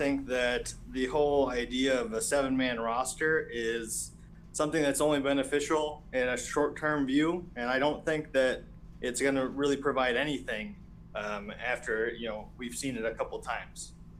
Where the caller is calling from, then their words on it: Lexington, Kentucky, United States; I'm calling from Lexington, Kentucky.